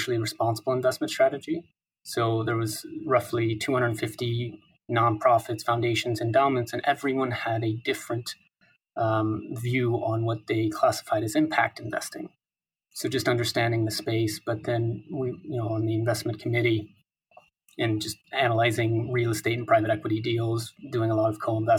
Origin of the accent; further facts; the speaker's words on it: Midwest, United States; moved away as an adult; also born or lived in New York City / Hong Kong / Singapore / London; born and raised in the Midwest